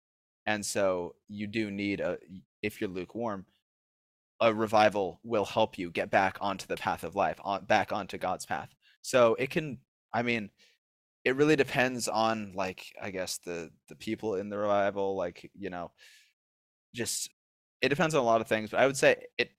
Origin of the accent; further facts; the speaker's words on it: Idaho, United States; born there; also born or lived in Caribbean / New Jersey; now in Nashville, United States; Like, I was born in Idaho, then lived in the Caribbean, then lived in New Jersey. Now I'm going to college in Nashville.